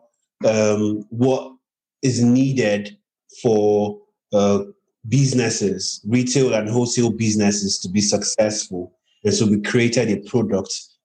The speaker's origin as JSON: {"language": "English", "country": "Nigeria", "said": "I'm from Nigeria, in Africa, and my companies are also in Nigeria, Africa"}